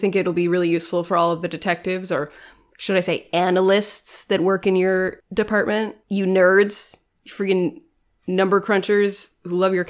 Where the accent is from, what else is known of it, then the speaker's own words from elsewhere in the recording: United Kingdom; As a British person, you know, we invented racism.